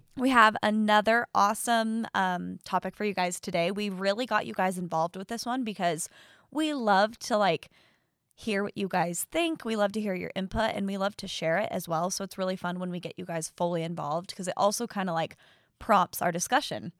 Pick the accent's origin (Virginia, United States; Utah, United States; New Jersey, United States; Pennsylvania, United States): Utah, United States; We are sisters who were born and raised in Utah